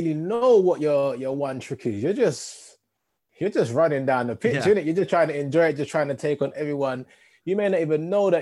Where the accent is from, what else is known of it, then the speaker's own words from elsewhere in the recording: London, United Kingdom; also born or lived in Edmonton, London / Wood Green, London; born in North London and spent a lot of time in Edmonton early parts